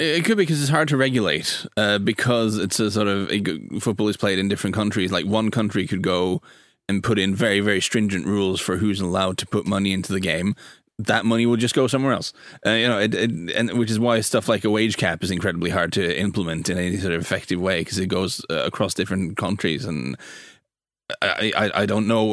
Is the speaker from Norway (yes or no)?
yes; Norway; where I'm from in Norway